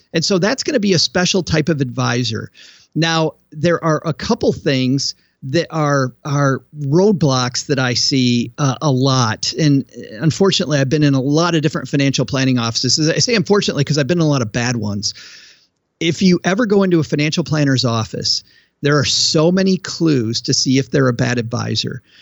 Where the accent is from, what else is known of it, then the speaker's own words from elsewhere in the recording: West Michigan, United States; I grew up in West Michigan, which was farm country, and as a kid, I worked in countless fields in my neighbor's farms